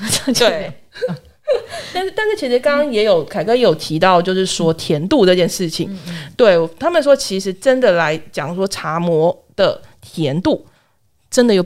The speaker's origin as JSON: {"language": "Chinese", "region": "southern Taiwan", "country": "Taiwan", "moved": "yes", "said": "回南部的时候，"}